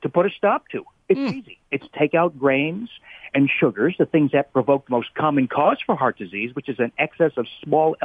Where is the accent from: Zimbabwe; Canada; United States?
United States; New Jersey; I grew up in New Jersey